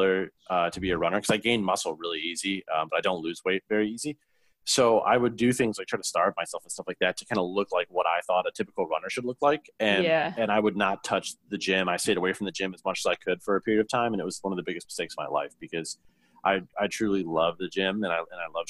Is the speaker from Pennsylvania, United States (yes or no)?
no; Lincoln Park, Michigan, United States; I grew up in Lincoln Park, Michigan